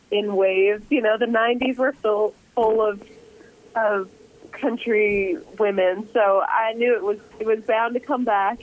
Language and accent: English; Canada; growing up in Canada